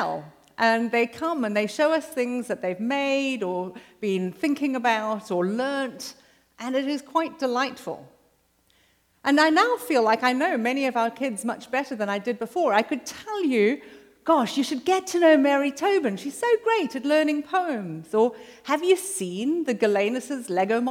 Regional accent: South Africa; moved away as an adult; now in United States; I'm South African

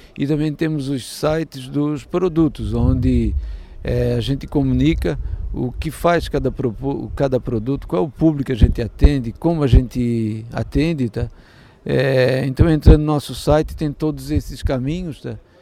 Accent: Santa Catarina, Brazil; eu sou aqui de Santa Catarina

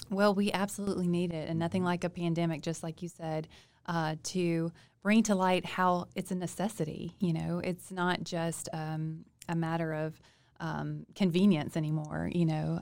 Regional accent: Monroe, Louisiana, United States; I grew up in Monroe, city girl.

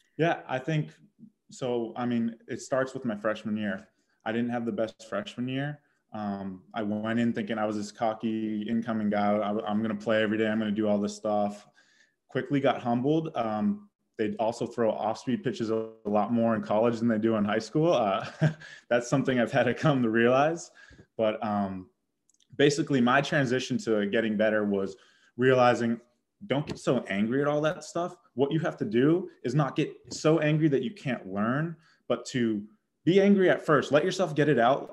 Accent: Boston, Massachusetts, United States; moved away as an adult; I'm from Boston.

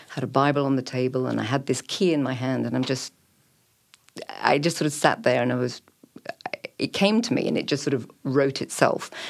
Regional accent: England, United Kingdom; accent: BBC; we moved around a lot in England, so that's why I sort of have this nondescript BBC accent

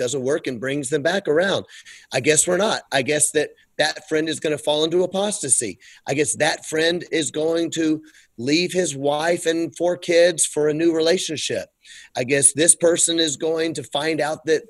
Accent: United States; we had the benefit of growing up in America

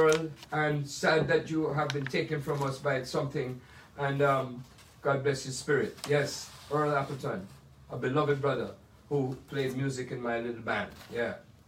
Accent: Jamaica; now in United States; There are all these great films that I saw growing up in Jamaica and then in America that inspired me

